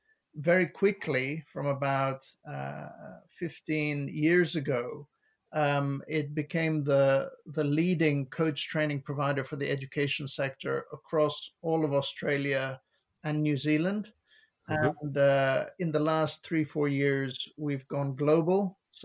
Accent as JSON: {"language": "English", "country": "Lebanon", "moved": "as an adult", "lives_now": "England, United Kingdom", "said": "I moved here from Lebanon. And once I moved to the UK, I realized that it was possible to work in the public sector. And I'd always been passionate about education. I started out as a teacher in Lebanon."}